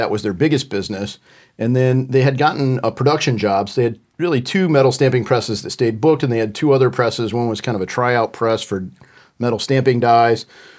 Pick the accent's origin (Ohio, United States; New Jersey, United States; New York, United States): Ohio, United States; And we were in Berlin, so I'm like from Western Ohio, small town, Western Ohio.